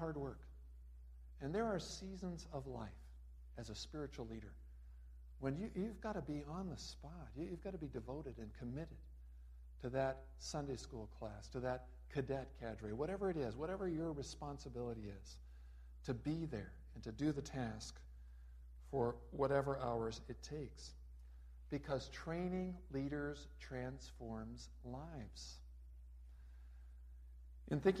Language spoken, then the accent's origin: English; Los Angeles, California, United States; moved away; also born or lived in Raymond, Minnesota; I grew up in Los Angeles, California